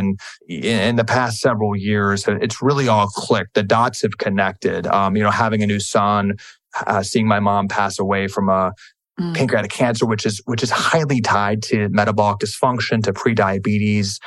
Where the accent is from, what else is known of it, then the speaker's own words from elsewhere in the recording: Washington, District of Columbia, United States; also born or lived in California; I grew up in Washington, D.C.